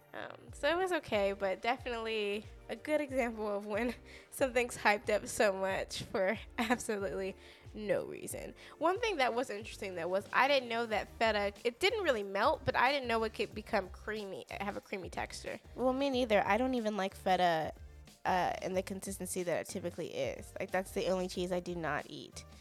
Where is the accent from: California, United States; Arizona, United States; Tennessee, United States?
California, United States; Southern; moved away as an adult; now in Texas, United States; we grew up in California, so we lived in California for about 20 years